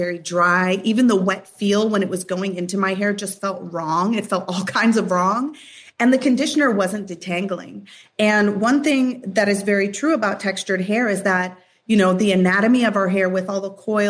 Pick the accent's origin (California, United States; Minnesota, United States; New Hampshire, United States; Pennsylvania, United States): Minnesota, United States; Minneapolis; I grew up in Minneapolis, Minnesota